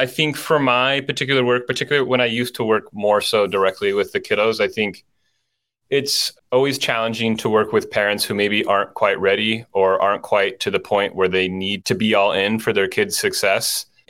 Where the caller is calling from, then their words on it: Los Angeles, California, United States; I'm in Los Angeles today.